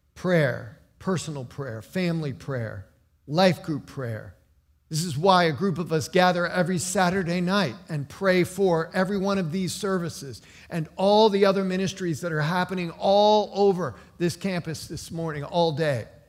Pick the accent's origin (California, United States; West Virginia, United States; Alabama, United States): West Virginia, United States; moved away; also born or lived in Cincinnati; I came from the hills of West Virginia. Appalachian born and bred.